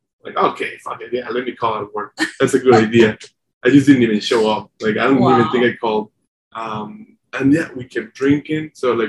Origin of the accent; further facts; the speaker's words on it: Mexico; moved away; also born or lived in San Diego / Denver; I'm from Mexico.